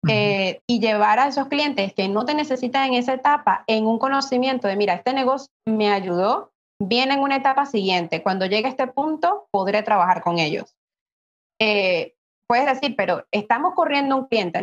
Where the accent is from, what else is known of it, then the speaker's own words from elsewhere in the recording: Venezuela; soy de Venezuela